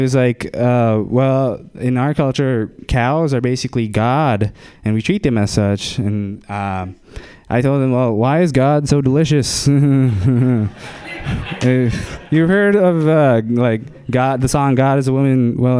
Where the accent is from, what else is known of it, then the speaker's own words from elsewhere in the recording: India; I am Indian, so I'm going to exploit that for this joke.